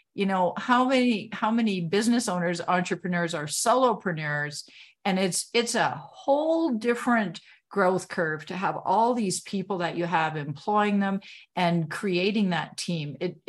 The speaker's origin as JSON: {"language": "English", "country": "Canada", "said": "I'm a Canadian, I had to say"}